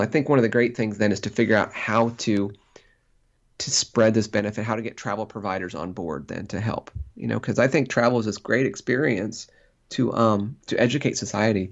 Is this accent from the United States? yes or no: yes; Central Illinois, United States; people I grew up with in Central Illinois